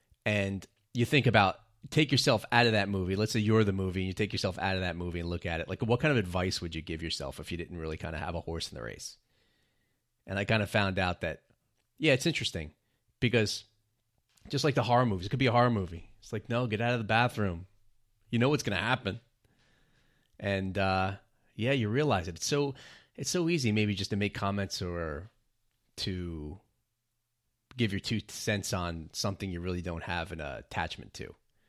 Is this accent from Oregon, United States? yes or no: no; New York, United States; what a privilege it is to be growing up in New York, because New York is really just kind of a special city.